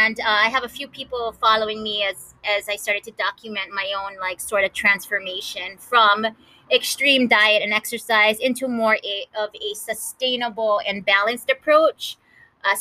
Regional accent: Kahaluu, Hawaii, United States; two sisters born and raised in Kahalu, Hawaii

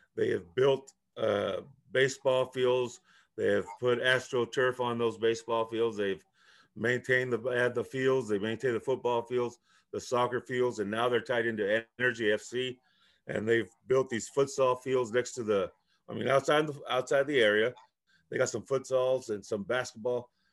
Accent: Chicago, Illinois, United States; first language Spanish; English is a second language; I was first generation, uh, coming from Mexico. Uh, so I learned English. I was born in Chicago

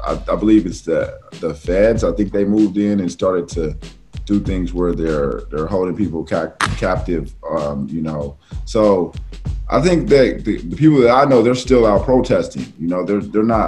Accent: Portland, Oregon, United States; I'm from Portland, Oregon

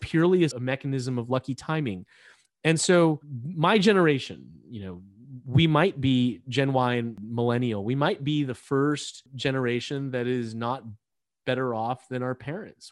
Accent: California, United States; I came back to California to practice law

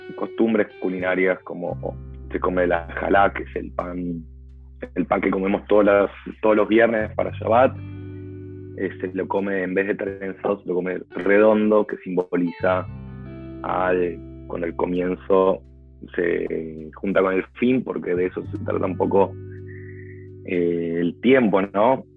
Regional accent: Argentina; soy argentino

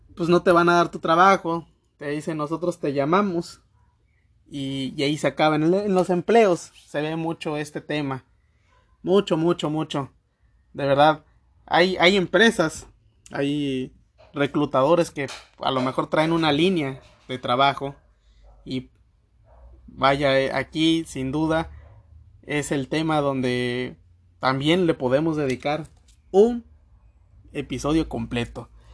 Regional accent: Mexico; vivimos nosotros aquí como ciudadanos mexicanos

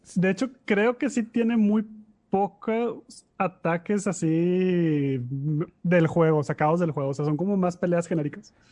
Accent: Monterrey, Nuevo León, Mexico; Somos unos pochos regios bien

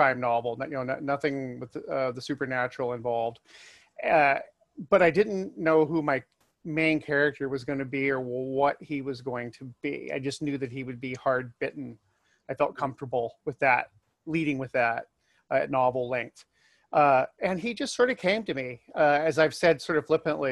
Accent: Alaska, United States; moved away; I come from Alaska.

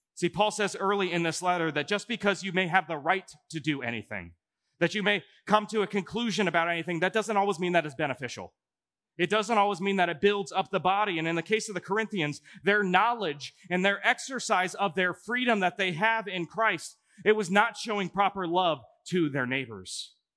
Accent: Omaha, Nebraska, United States; also born or lived in Chicago, Illinois; now in Coralville, United States; I'm actually from Omaha, Nebraska.

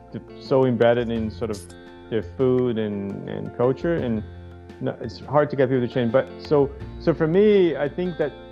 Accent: Brazil; now in Hawaii, United States; growing up in Brazil

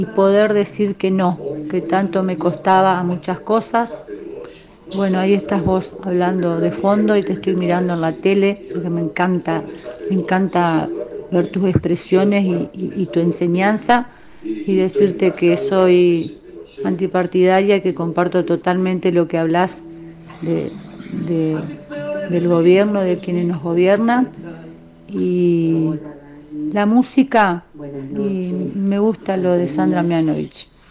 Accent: Concordia, Entre Ríos, Argentina; Soy de Concordia Entre Ríos

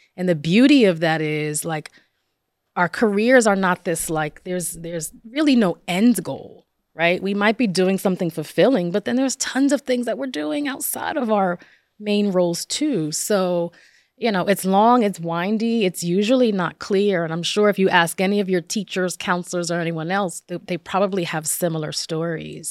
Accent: Passaic, New Jersey, United States; I was, um, born and raised in northern New Jersey, in Passaic, New Jersey.

